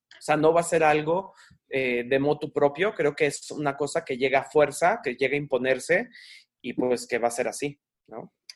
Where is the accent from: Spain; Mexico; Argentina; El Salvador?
Mexico; nosotros sobre todo que somos mexicanos